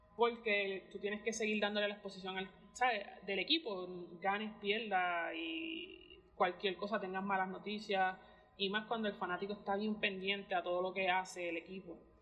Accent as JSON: {"language": "Spanish", "country": "Puerto Rico"}